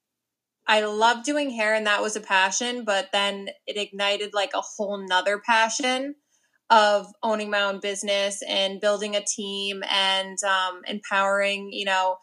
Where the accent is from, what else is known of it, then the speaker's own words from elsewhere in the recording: Amenia, New York, United States; also born or lived in Millbrook, New York; I grew up in Amenia, New York